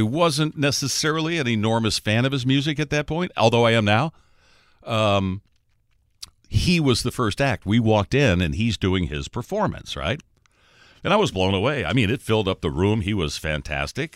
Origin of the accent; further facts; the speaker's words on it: Detroit, Michigan, United States; I'm from Detroit